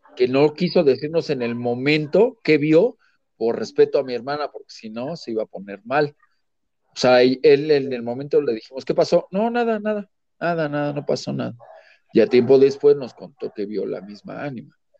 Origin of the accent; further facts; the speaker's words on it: Mexico City, Mexico; Yo soy de la Ciudad de México